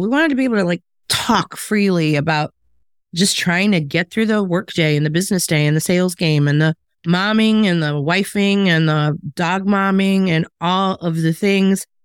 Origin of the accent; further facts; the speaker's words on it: Chicago, Illinois, United States; moved away as an adult; also born or lived in the South (US); my hometown of Chicago